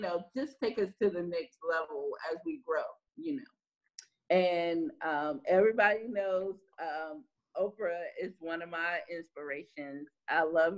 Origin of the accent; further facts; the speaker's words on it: Seneca, South Carolina, United States; moved away as an adult; now in Los Angeles, United States; I'm originally from a small town by the name of Seneca, South Carolina.